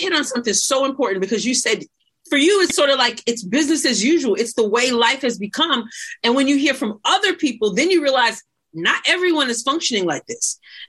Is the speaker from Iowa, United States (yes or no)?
no; New York, United States; moved away; the state of New York, of course, which is my home state. Of course, I've relocated